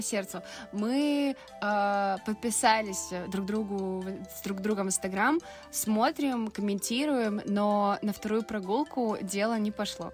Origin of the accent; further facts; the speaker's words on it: Vilnius, Vilnius County, Lithuania; moved away as an adult; also born or lived in Saint Petersburg; Я из Вильнюса сама и 18 лет переехала в Питер